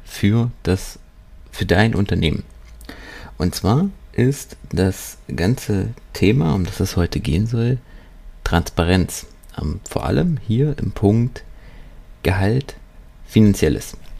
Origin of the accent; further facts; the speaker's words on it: Germany; hier bei uns in Deutschland